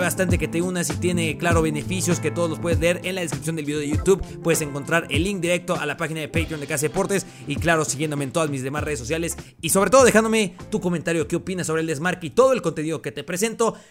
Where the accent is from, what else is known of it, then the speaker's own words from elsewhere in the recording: Mexico; Saben que soy de México, para los que no saben, soy de México